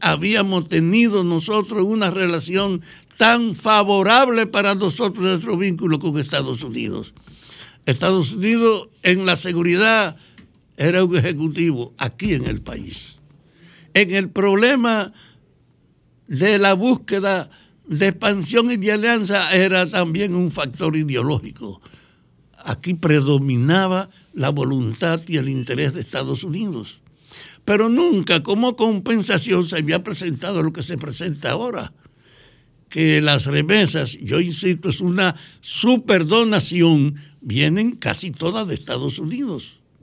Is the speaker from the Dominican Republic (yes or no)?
yes; Dominican Republic